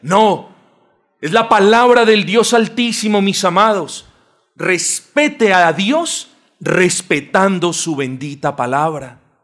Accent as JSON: {"language": "Spanish", "country": "Colombia", "said": "este pueblo colombiano, y yo me incluyo ahí porque naturalmente lo soy"}